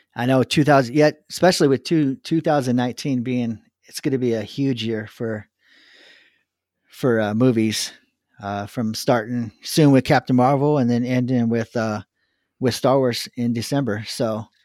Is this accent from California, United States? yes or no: yes; Southern California, United States; I grew up in Southern California